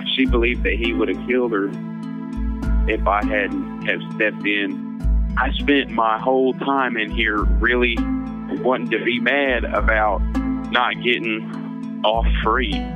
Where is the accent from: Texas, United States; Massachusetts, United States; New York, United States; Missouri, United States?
Missouri, United States; also born or lived in Kansas; I am from Missouri, but I was born in Kansas